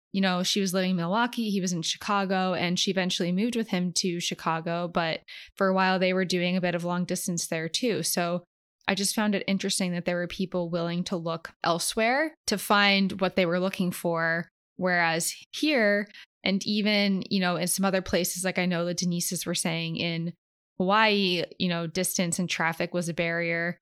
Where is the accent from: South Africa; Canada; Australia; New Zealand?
Canada; now in Los Angeles, United States; I'm a Canadian